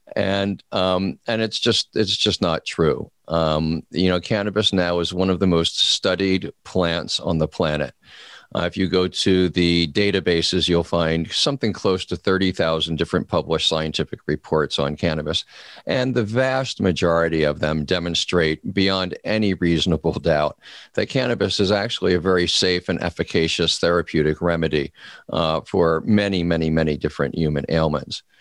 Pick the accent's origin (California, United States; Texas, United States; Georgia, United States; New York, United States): California, United States; my home state of California